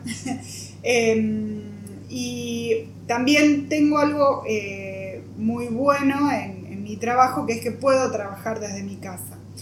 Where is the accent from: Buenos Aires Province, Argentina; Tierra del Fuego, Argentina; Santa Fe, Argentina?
Santa Fe, Argentina; Rosario; also born or lived in Armstrong / Rotterdam; nací en Rosario, siempre viví cerca de la cancha de Newell's, a pesar de ser de Central